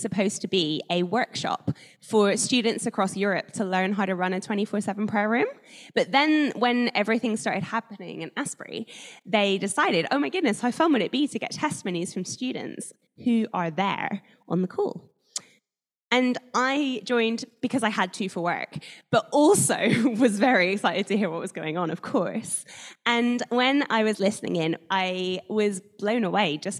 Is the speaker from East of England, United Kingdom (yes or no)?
no; Northern Ireland, United Kingdom; moved away as an adult; now in Guildford, United Kingdom; I grew up in Northern Ireland, where there are slightly higher number of Christians than most places.